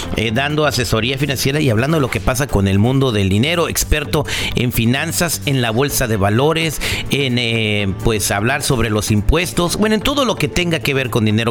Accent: United States; also born or lived in California; nuestra calidad de vida como norteamericanos

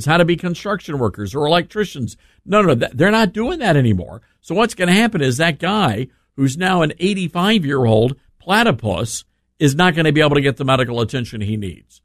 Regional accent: Memphis, Tennessee, United States; my hometown of Memphis, Tennessee

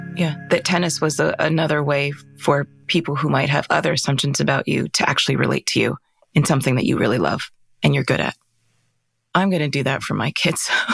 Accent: Arizona, United States; we grew up in Arizona.

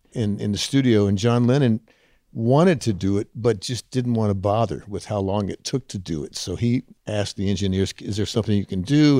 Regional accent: Huntsville, Texas, United States; moved away; I was a kid growing up in Huntsville, Texas, seventy miles north of Houston, Texas

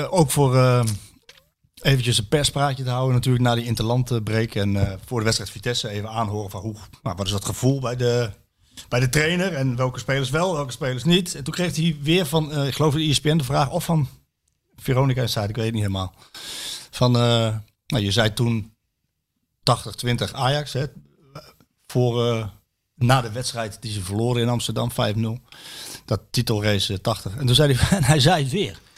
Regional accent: Austria; Ik kom uit Oostenrijk. Red Bull Salzburg is al kampioen voordat er een bal getrapt is.

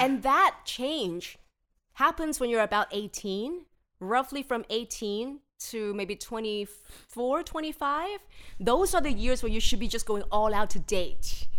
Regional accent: Hong Kong; I'm born and bred in Hong Kong

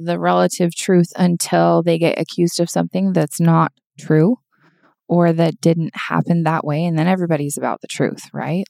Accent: United States; now in Southern California, United States; I did grow up in a much more conservative area of the United States of America

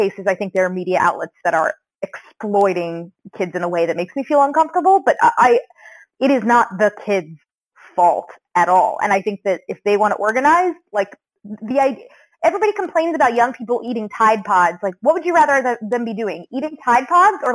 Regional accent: Central Florida, United States; moved away; I grew up in Central Florida

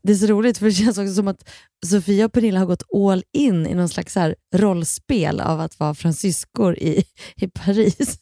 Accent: Kilafors, Gävleborg County, Sweden; jag är ju uppvuxen då i Kilafors och där hade vi en, en skidbacke

